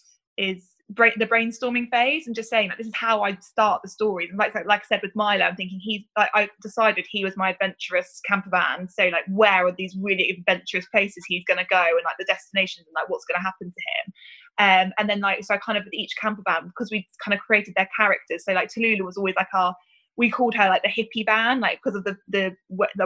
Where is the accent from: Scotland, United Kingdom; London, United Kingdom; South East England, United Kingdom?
South East England, United Kingdom; Reading; I grew up in Reading, so that was obviously our big festival.